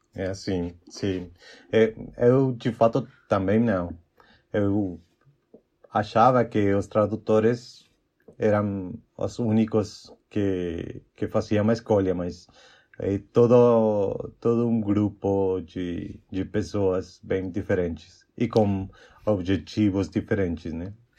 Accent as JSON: {"language": "Portuguese", "country": "Mexico", "also_born_or_lived": "Chihuahua, Mexico", "second_language": "Portuguese", "said": "eu sou mexicano, como já o Lavo falou, e eu tenho 29 anos. E, bom, eu moro numa cidade chamada Chihuahua, no norte do México"}